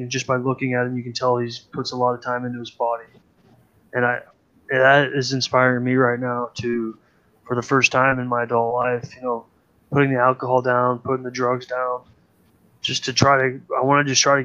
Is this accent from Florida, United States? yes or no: no; Iowa, United States; I am from Iowa, dude. I fucking grew up listening to bullshit country